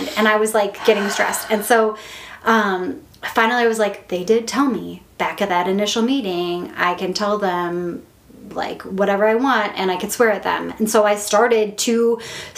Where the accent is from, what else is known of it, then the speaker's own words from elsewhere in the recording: Midwest, United States; I'm here like from the Midwest